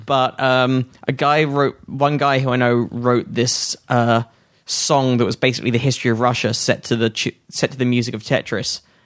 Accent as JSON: {"language": "English", "country": "United Kingdom", "moved": "as an adult", "lives_now": "United States", "said": "as a Brit"}